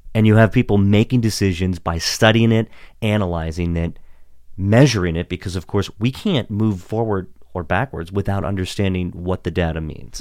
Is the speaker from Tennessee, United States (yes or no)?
no; Washington County, Maryland, United States; now in Gaithersburg, United States; I grew up in Washington County